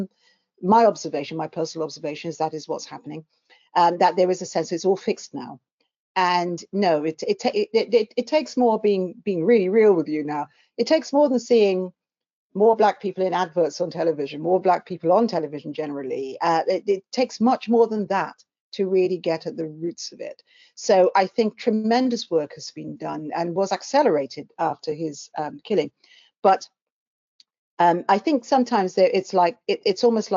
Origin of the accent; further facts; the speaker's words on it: London, United Kingdom; I came from South London. I still live in, albeit a different part of South London